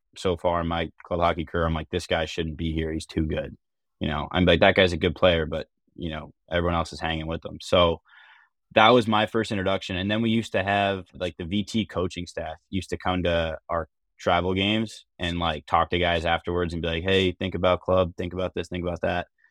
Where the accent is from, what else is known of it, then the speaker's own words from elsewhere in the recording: Arlington, Virginia, United States; moved away as an adult; now in Boston, United States; I'm from, uh, Arlington, Virginia, which is five minutes outside D C, uh, so I grew up a huge Caps fan.